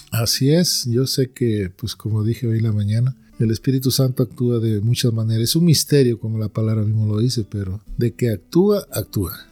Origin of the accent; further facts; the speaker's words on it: Peru; moved away as an adult; also born or lived in New Orleans, Louisiana / Florida; now in United States; yo soy de Perú, pero radico aquí en Estados Unidos ya 23 años